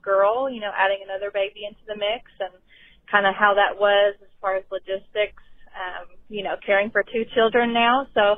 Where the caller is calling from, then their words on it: Kentucky, United States; Hi, Christina. … I'm calling from Kentucky.